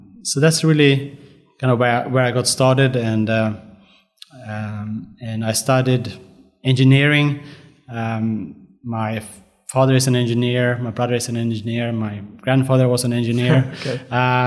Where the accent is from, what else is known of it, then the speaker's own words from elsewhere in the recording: Sweden; now in Melbourne, Australia; I was born in Sweden. Mm-hmm. I grew up on the countryside in Sweden, a small town